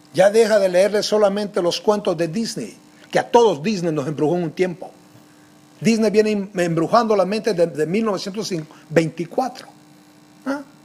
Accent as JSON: {"language": "Spanish", "country": "Guatemala", "said": "como nosotros decimos en Guate, la tenemos hecha"}